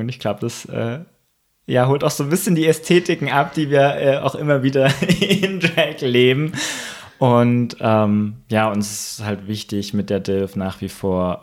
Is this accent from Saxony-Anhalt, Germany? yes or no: no; Thuringia, Germany; now in Leipzig, Germany; ich komme ursprünglich aus der Gegend